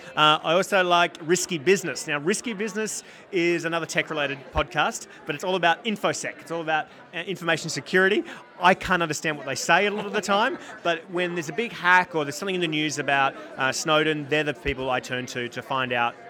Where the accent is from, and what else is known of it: Australia; now in United States